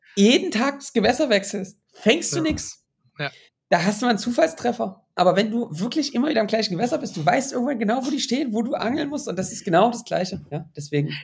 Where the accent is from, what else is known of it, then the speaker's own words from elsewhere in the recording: Baltic coast, Germany; ich bin an der Ostsee mit fast mit groß geworden